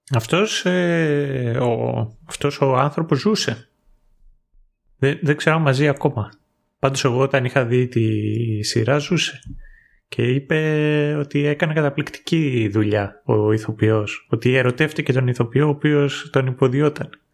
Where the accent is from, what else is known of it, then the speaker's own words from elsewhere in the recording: Greece; moved away as an adult; εγώ εκεί που μεγάλωσα είχαμε κατσίκες